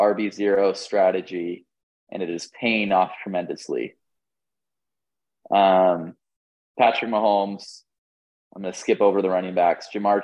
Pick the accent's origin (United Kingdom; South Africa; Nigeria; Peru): United Kingdom; England; I'm English